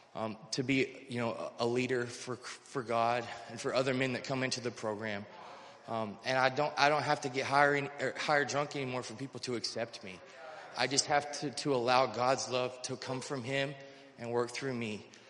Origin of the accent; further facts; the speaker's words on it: North Carolina, United States; I'm originally from North Carolina.